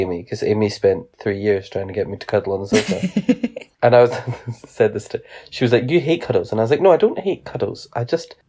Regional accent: Scotland, United Kingdom; accent: Scottish; I had to really get rid of my strong accent when I got to uni, because I had a lot of foreign students that English wasn't their first language and Scottish accents were just fucking wild.

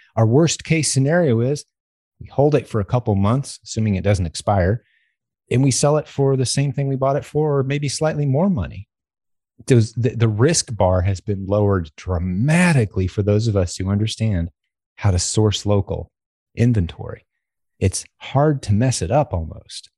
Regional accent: United States; as an American

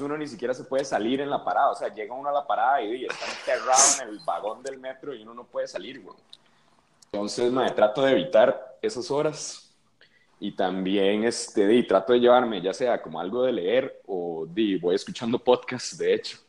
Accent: Costa Rica; moved away as an adult; now in Mexico; yo soy de Costa Rica.

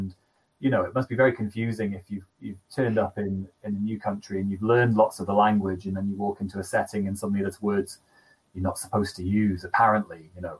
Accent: the north of England, United Kingdom; I'm from North England

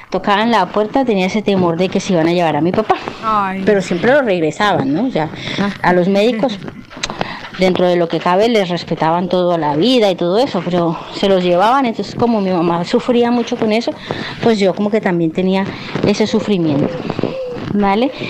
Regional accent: Llanos Orientales, Colombia; moved away; also born or lived in Cali, Colombia; cuando yo era pequeña, aunque yo nací en Cali, vivimos en los llanos eh, mucho tiempo, ¿vale? Desde mis cinco años o cuatro, hasta que yo cumplí 12.

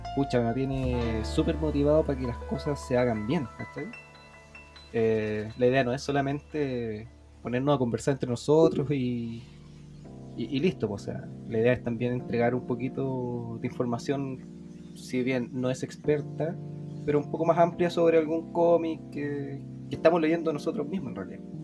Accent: Santiago Metropolitan Region, Chile; también soy de Laguna Santiago

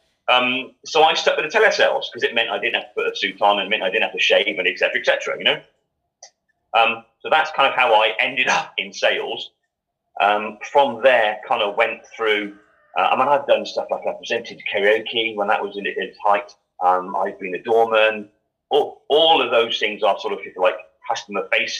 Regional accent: Gloucester, South West England, United Kingdom; I was brought up in Gloucester

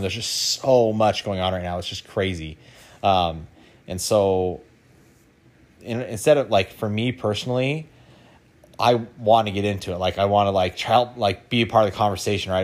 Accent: Idaho, United States; moved away; I grew up in Idaho

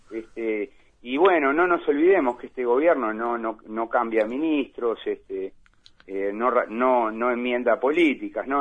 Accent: Uruguay

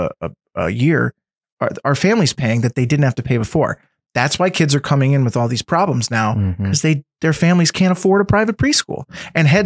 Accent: Scranton, Pennsylvania, United States; I grew up in West Side. I didn't come from money

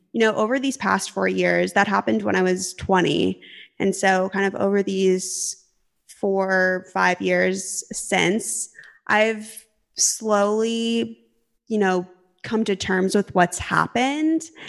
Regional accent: Arizona, United States; moved away as an adult; also born or lived in California; I'm originally technically from Arizona

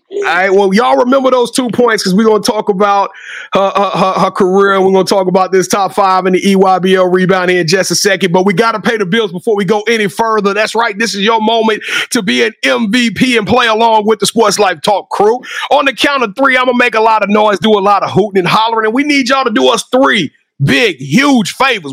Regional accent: Louisiana, United States; I'm from Louisiana

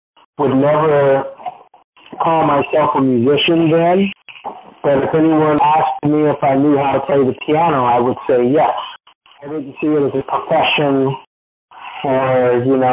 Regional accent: Kansas City, Missouri, United States; also born or lived in Arusha, Tanzania; my mom and my dad came to America when I was almost 2 years old. And I grew up in KC

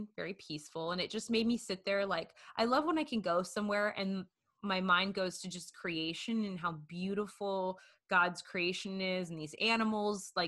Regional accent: Washington, United States; I grew up in Washington State

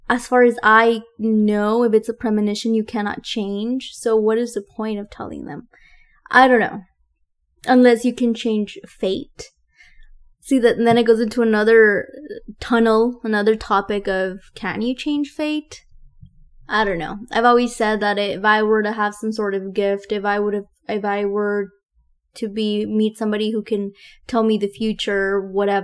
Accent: Texas, United States; also born or lived in San Luis Potosí, Mexico; When I was one, almost two, my family relocated to the US with my dad, and I grew up here

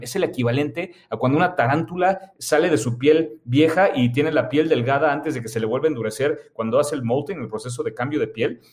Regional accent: Mexico; also born or lived in Germany (half German); como mexicanos

